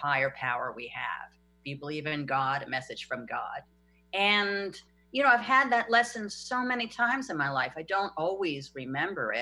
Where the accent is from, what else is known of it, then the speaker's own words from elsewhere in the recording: New York, United States; I'm a New Yorker